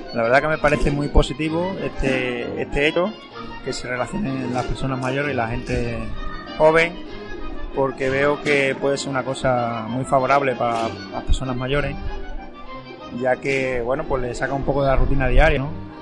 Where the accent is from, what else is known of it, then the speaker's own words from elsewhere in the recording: Barbaño, Extremadura, Spain; me crié en Barbaño